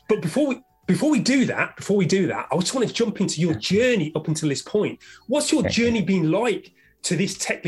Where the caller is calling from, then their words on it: London, United Kingdom; I'm speaking from London, UK